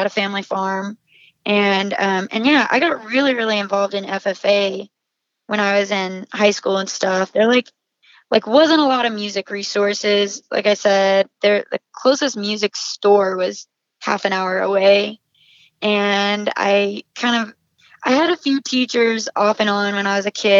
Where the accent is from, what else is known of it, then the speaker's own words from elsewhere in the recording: Southwest Oklahoma, United States; moved away as an adult; now in Nashville, United States; my little farming community hometown